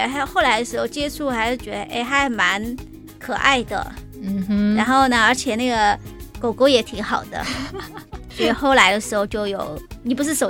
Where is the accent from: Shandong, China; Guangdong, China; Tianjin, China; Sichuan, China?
Sichuan, China; now in Taiwan; 我是从小在都市里长大的小孩。